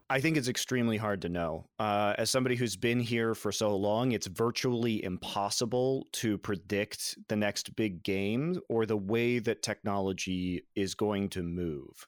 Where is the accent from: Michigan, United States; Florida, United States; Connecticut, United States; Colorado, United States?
Colorado, United States; I grew up in Colorado